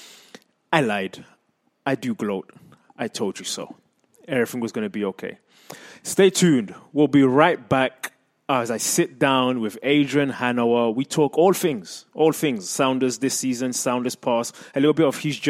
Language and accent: English; England, United Kingdom; moved away as an adult; now in United States; I grew up in England